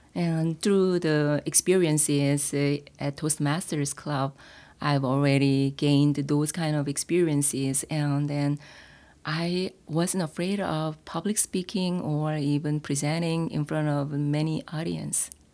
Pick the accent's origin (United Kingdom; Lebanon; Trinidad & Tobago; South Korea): South Korea; accent: Korean; English is a second language; moved away; my accent, Korean accent